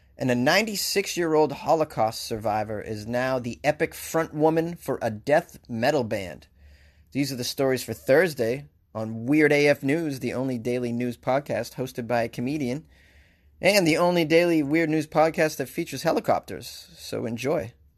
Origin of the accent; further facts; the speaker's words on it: Boston, Massachusetts, United States; accent: Boston; my Boston accent